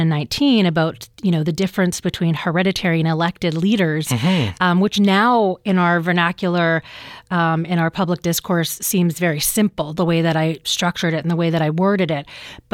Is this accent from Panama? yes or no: no; British Columbia, Canada; And I'm like, no, my First Nation is Gitnamax. And I'm from the Gitxsan Nation.